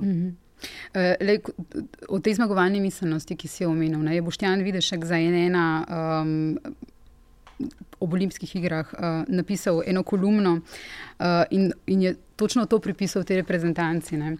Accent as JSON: {"language": "Slovenian", "country": "Slovenia"}